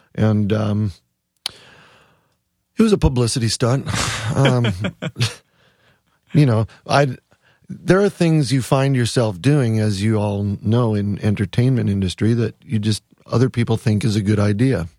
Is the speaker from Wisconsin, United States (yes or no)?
yes; Wisconsin, United States; also born or lived in San Fernando Valley, California; now in Ithaca, United States; I'm from Wisconsin. I mean, we have deep roots in Wisconsin. My dad still lives in the same house I grew